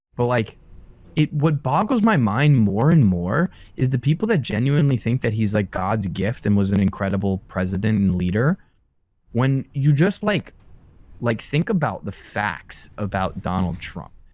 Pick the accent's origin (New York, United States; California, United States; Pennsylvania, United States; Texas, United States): New York, United States; Long Island; where I grew up on Long Island.